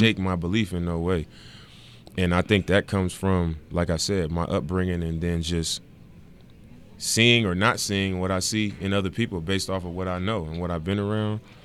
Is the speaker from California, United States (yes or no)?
yes; Oakland, California, United States; moved away as an adult; also born or lived in Salt Lake City / Ogden; it's not in Oakland where I actually grew up